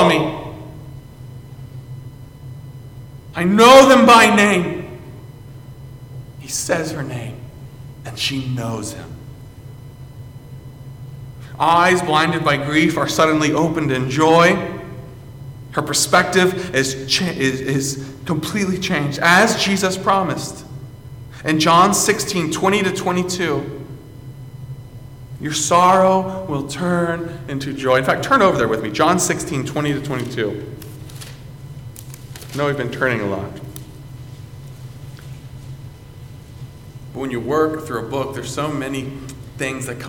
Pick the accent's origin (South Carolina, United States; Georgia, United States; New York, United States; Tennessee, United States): South Carolina, United States; moved away; I came up from South Carolina one summer to work and to counsel